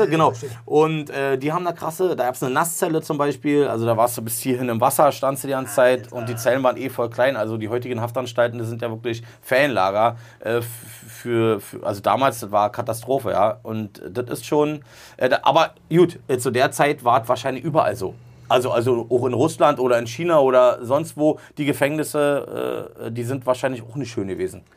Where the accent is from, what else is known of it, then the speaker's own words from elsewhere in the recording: Berlin, Germany; wir sind in Ost-Berlin auf jeden Fall. Meine Heimat, da wo ich groß geworden bin